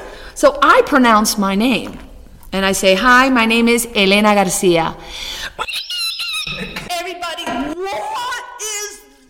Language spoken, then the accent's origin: English; Cuba; No, I speak Spanish. Oh, but you're from Mexico. No, I'm from Cuba. Oh, you're Cuban? Yeah.